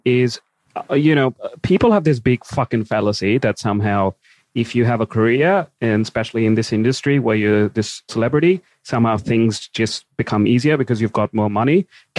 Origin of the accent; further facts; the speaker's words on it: India; I'm Indian